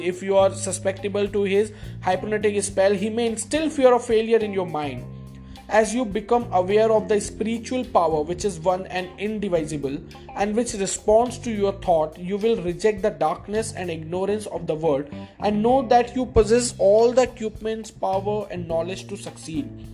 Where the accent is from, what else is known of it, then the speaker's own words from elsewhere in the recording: India; first language Hindi; English is a second language; i'm an indian and uh, my mother tongue is hindi